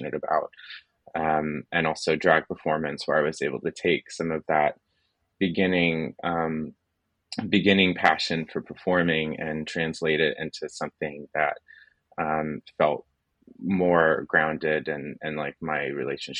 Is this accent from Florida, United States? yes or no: yes; Florida, United States; so I'm originally from Florida, which is where I am now